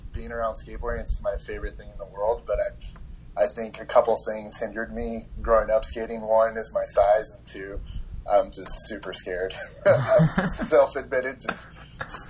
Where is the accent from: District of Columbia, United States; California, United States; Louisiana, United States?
California, United States; Carlsbad; I grew up in Carlsbad, California